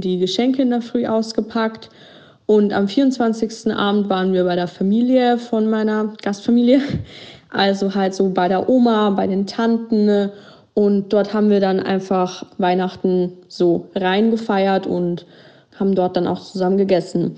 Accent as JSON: {"language": "German", "country": "Germany", "said": "bei uns in Deutschland"}